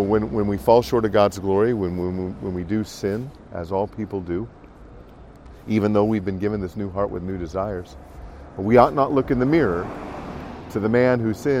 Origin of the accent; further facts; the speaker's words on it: Davenport, Iowa, United States; I'm from Davenport, Iowa.